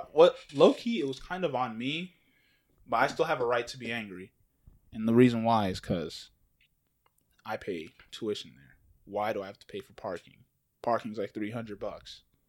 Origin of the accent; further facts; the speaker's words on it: Nigeria; now in Houston, United States; "Oh, I'm from Nigeria."